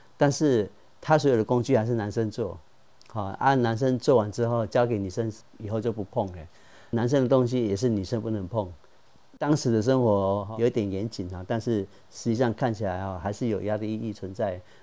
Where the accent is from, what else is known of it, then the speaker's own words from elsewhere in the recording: Taoyuan, Taiwan; moved away as an adult; 我来自桃园市复兴区拉拉山，这是我美丽的故乡